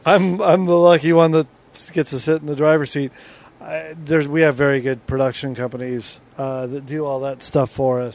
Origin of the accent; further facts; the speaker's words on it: Southern California, United States; I grew up in Southern California